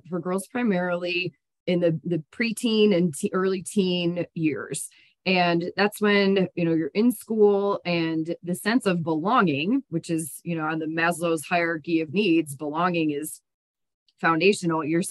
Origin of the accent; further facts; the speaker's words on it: Toledo, Ohio, United States; moved away as an adult; also born or lived in Biloxi, Mississippi / Cleveland, Ohio; now in Colorado, United States; my life began on an Air Force base in Biloxi, Mississippi. And then my conscious life, as I like to say, started in Ohio, which is where my parents are from. I grew up in Toledo